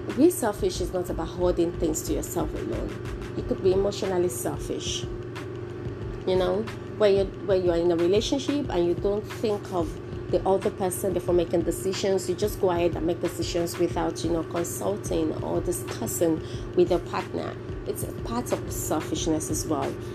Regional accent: Nigeria; if you're educated as a Nigerian, automatically you're bilingual

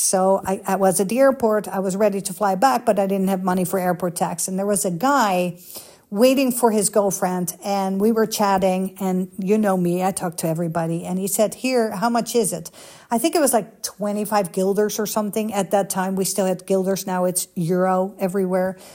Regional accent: Amsterdam, North Holland, Netherlands; moved away as an adult; also born or lived in Los Angeles, United States; now in United States; Holland, Amsterdam

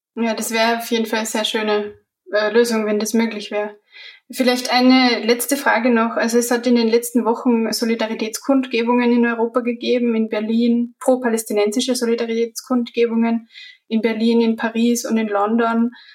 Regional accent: Austria; als Österreicherin und als Geschichtestudentin

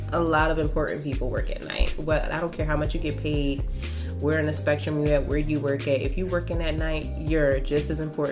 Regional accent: Philadelphia, Pennsylvania, United States; I am from Philly.

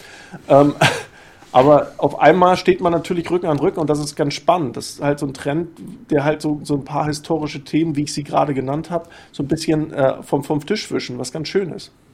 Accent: Rostock, Mecklenburg-Vorpommern, Germany; als Ostdeutscher, der äh, in Rostock geboren ist

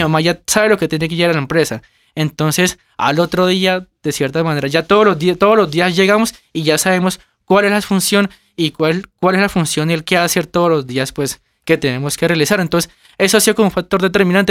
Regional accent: Gigante, Huila, Colombia; now in Bogotá, Colombia; Nosotros somos del departamento del Huila, de un municipio que se llama Gigante Huila.

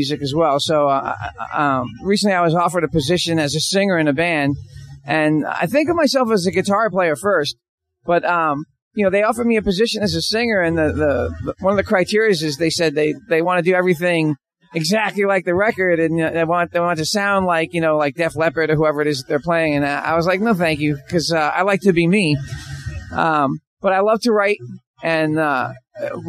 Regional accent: New York, United States; moved away; also born or lived in Florida; I'm from originally from New York, and I grew up in kind of like a rock and roll house

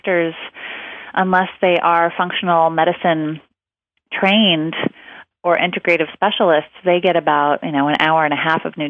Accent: outside of Portland, Oregon, United States; I was raised by hippies outside of Portland, Oregon.

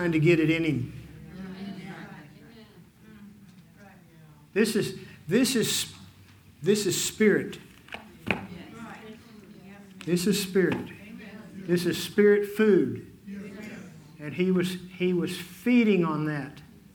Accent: Fort Worth, Texas, United States; now in Dodge City, United States; I was raised in Fort Worth.

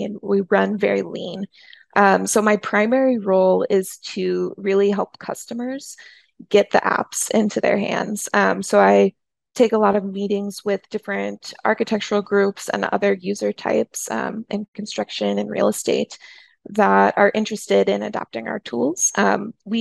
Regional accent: St. Louis, Missouri, United States; also born or lived in Kansas / New York; I grew up in St. Louis. I just very recently moved back to St. Louis after living in different cities all over the place

